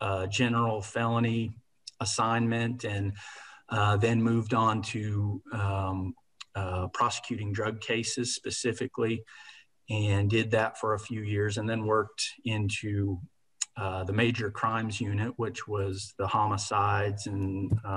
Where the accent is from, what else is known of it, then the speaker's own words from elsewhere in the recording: Mustang, Oklahoma, United States; also born or lived in Indiana / Chicago suburbs, Illinois; now in Norman, United States; we moved out here to Oklahoma, Mustang, Oklahoma, where I grew up, went through school in the Mustang school system, graduated from Mustang High